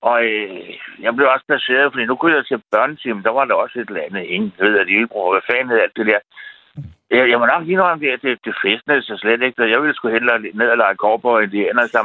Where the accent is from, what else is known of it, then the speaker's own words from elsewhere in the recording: Frederiksberg, Capital Region of Denmark, Denmark; now in Nykøbing Falster, Denmark; Nu er jeg vokset op på Frederiksberg, og jeg har gået på Gottesvejens skole, ikke?